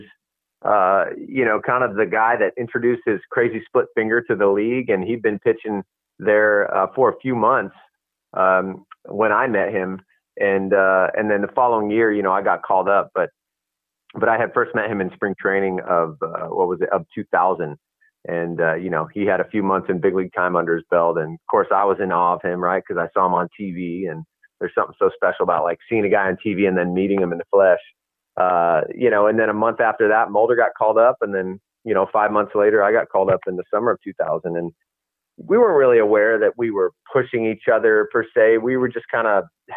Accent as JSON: {"language": "English", "town": "San Diego", "region": "California", "country": "United States", "tie": "born or raised there", "said": "I was a beach kid growing up in San Diego"}